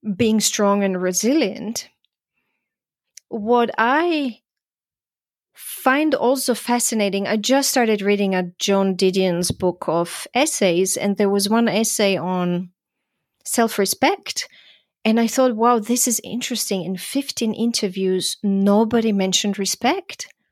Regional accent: Croatia; also born or lived in Vienna, Austria; now in United States; I'm from Croatia

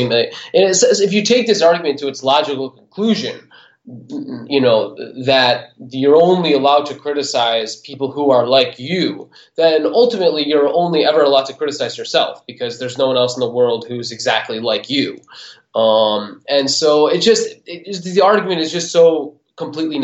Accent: United States

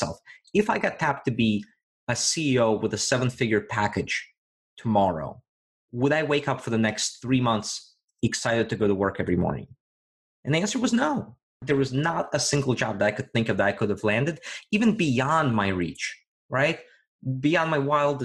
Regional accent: Virginia, United States; moved away; back in my home state of Virginia

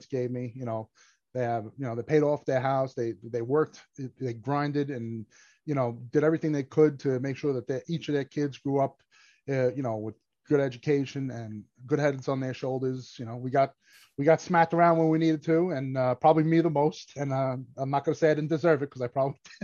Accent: New York City, New York, United States; also born or lived in Brooklyn; born and raised in Staten Island. My parents are from Italy, so I'm first-generation American Italian

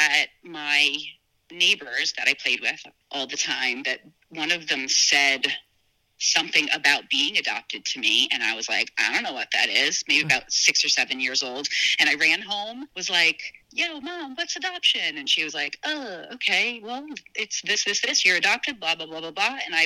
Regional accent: Northern New Jersey, United States; also born or lived in California; I was adopted when I was 2 years old in New Jersey, Northern Jersey

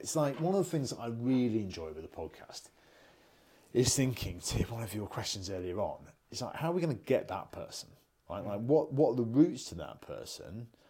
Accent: United Kingdom; we're British

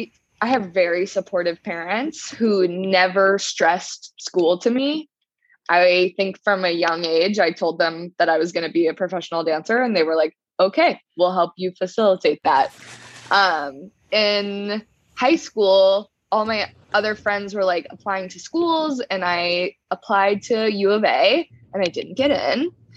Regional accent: Colorado, United States; also born or lived in Georgia, United States / Hawaii, United States; I am from Colorado is what I say, but my family is like a family of nomads. We have lived in many different places. I was born in Georgia, lived in Hawaii for

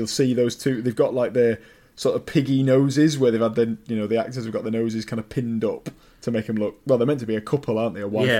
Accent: Wigan, North West England, United Kingdom; I'm from Wigan, which is not, again, it's, you know, that's quite a big town. It's not a complete middle of nowhere town.

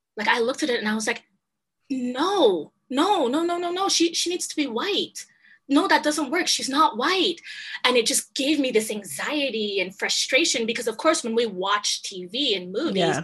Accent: Trinidad & Tobago; now in Canada; I'm originally from Trinidad. I don't know if you know Trinidad and Tobago, mm-hmm. Small island in the Caribbean. And so growing up there, it's interesting.

